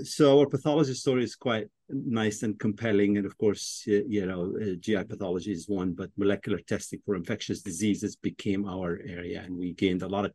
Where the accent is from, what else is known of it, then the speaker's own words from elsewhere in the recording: Egypt; moved away as an adult; also born or lived in Washington, D.C.; now in United States; I was born in Washington, D.C., but I grew up in Egypt.